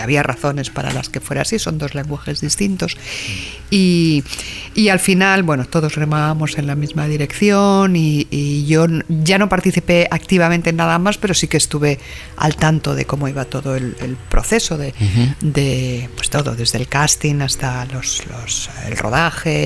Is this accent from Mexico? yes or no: no; Spain; las ferias nuestras españolas